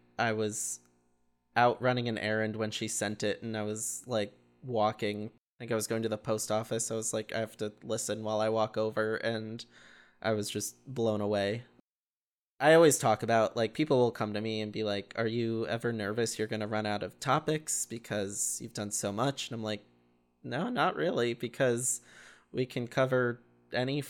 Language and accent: English; Danbury, Connecticut, United States; my hometown of Danbury, or the town I was born right next to where I live